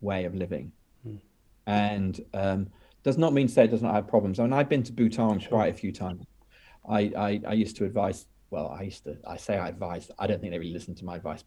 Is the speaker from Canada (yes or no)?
no; United Kingdom; I'm British. I'm probably going to be happiest living in Britain, because it's my whole cultural reference point.